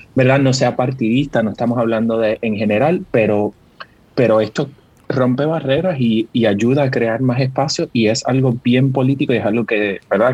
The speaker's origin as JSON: {"language": "Spanish", "country": "Puerto Rico", "said": "yo soy bien boricua"}